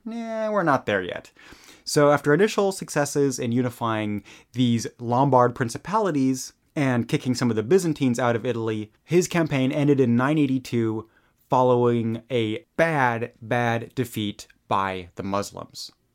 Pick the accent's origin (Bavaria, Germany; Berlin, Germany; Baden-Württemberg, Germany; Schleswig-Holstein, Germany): Bavaria, Germany; English is a second language; I grew up in Bavaria